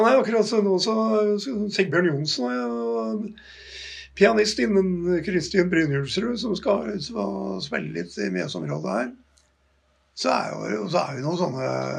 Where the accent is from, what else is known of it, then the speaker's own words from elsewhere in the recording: Gjøvik, Innlandet, Norway; personlig så kommer jeg fra Hunndalen